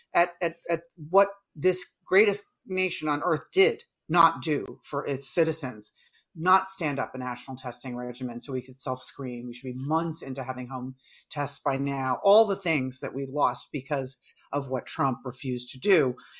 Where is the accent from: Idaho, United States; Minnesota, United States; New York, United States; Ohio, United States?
New York, United States; as a New Yorker myself